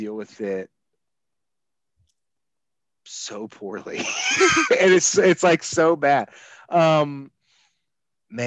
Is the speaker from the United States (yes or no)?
yes; outside of Atlanta, Georgia, United States; where I grew up outside of Atlanta.